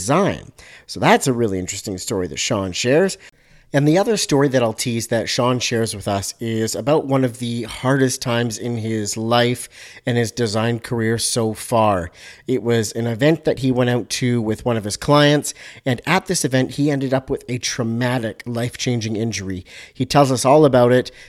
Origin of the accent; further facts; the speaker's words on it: Canada; also born or lived in Vancouver, British Columbia; I'm up in Vancouver, BC, Canada. So you're speaking to a true Canadian here.